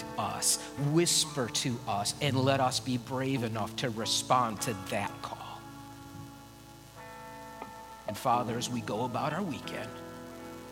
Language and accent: English; United States; I have as an American